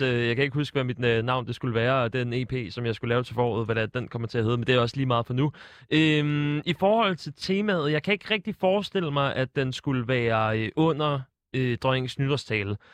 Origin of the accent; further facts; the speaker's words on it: Sorø, Zealand, Denmark; jeg er jo fra Sorø